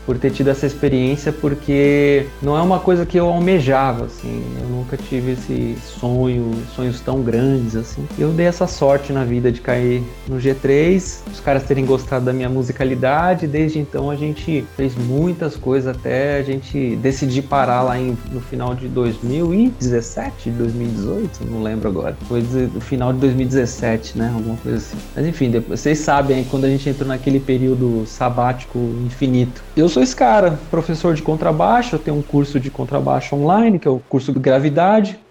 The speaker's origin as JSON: {"language": "Portuguese", "region": "São Paulo", "country": "Brazil", "tie": "born or raised there", "said": "Sou um, cara oriundo da Vila Brasilândia em São Paulo, zona norte de São Paulo, da periferia, nascido e crescido naquela região"}